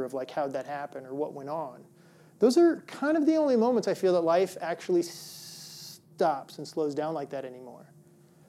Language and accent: English; Midwest, United States; moved away; I grew up in the Midwest, and we actually had snow days, like real snow days